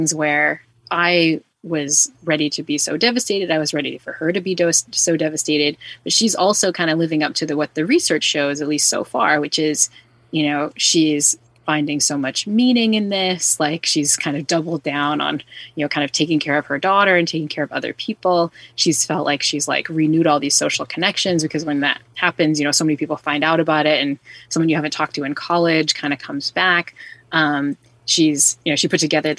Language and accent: English; New Bedford, Massachusetts, United States; I grew up in New Bedford, Massachusetts.